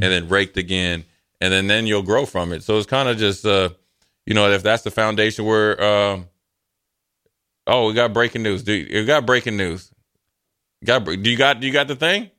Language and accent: English; Eden Prairie, Minnesota, United States; I grew up in Minnesota, Eden Parry had a pretty good volleyball program.